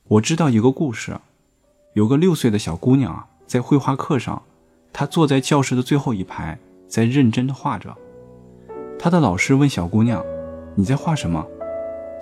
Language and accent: Chinese; China; 我们中国人就常说啊